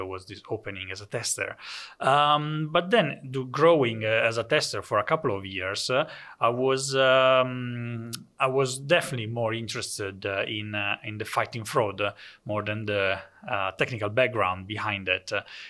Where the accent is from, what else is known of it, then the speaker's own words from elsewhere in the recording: Italy; English is a second language; moved away as an adult; now in Netherlands; so for me it was a completely different world when I came from Italy to the Netherlands. I used to work in Italy for a bank, for some offices